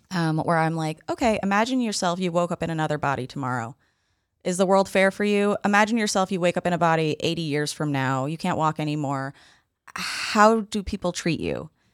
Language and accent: English; New York City, New York, United States; I'm from the Upper East Side